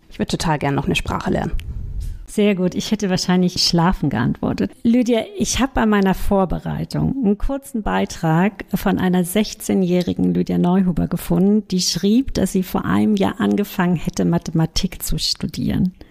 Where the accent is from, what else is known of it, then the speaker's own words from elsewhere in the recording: Hallein, Salzburg, Austria; Wo bist du geboren? In Hallein in Österreich.